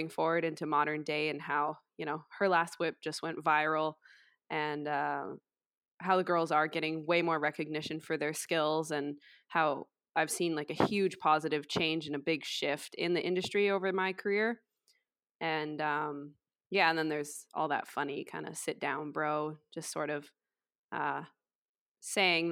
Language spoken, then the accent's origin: English; Vancouver, British Columbia, Canada; now in Squamish, Canada; I grew up in Vancouver